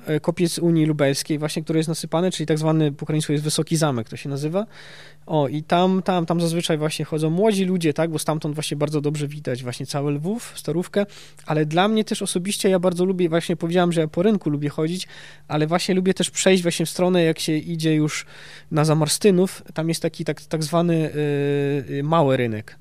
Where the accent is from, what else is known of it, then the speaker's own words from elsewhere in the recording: Mostyska, Lviv Oblast, Ukraine; Polish is a second language; moved away as an adult; now in Wrocław, Poland; ja się urodziłem w Mościskach, tak? To jest 15 kilometrów od granicy z Polską